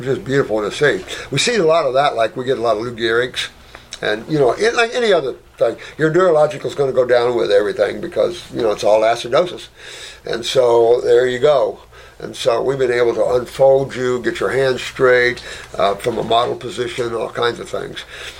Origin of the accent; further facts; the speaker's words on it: Philippines; born there; I was born in the Philippines.